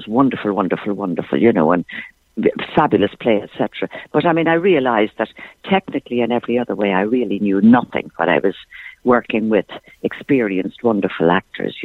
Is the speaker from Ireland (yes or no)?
yes; Dublin, Leinster, Ireland; also born or lived in Thurles; I'm not from Thurles. Ah. I'm from Dublin.